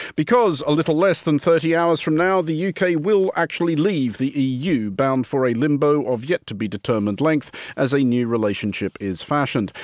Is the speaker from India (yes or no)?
no; Australia; now in United Kingdom; I remain an Australian citizen. I live here entirely legally before anybody gets any ideas, but I'm, I'm not British